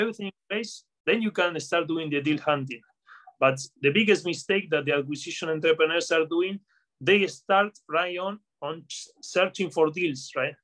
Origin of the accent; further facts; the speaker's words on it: Patagonia, Argentina; moved away; also born or lived in United Kingdom; I'm from I'm from Patagonia, Argentina, from the south of Argentina